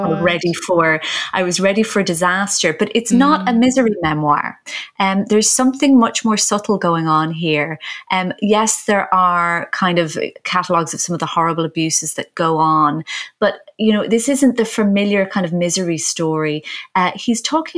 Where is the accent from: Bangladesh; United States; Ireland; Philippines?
Ireland; as an Irish person